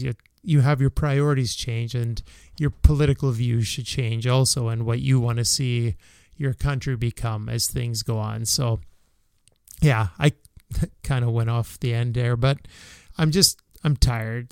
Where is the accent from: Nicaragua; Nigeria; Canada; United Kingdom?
Canada; as a Canadian